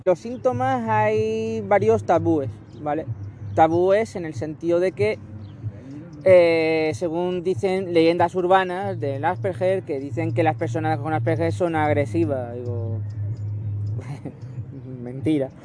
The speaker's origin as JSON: {"language": "Spanish", "town": "Barcelona", "region": "Catalonia", "country": "Spain", "tie": "born or raised there", "said": "soy nacido en Barcelona"}